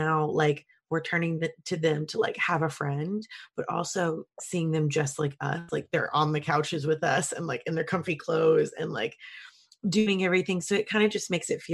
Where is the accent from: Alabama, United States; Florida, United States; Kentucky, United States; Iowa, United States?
Kentucky, United States; I'm from Kentucky, so I clearly grew up on country music